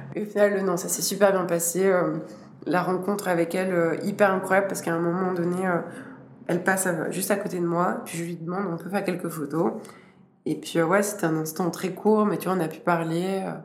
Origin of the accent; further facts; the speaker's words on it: Switzerland; en tant que Suisse